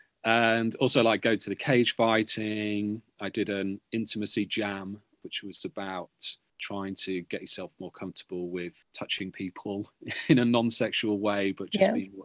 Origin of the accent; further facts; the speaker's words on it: Beverley, Yorkshire and the Humber, United Kingdom; moved away; I'm from Beverley, just outside Hull, a town outside Hull